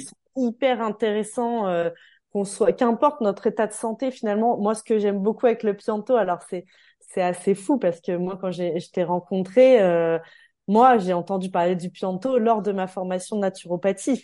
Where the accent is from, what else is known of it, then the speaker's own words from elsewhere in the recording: Calvados, Normandy, France; now in Savoie, France; je suis du Calvados, de Normandie, et le 73 en Savoie où je me trouve désormais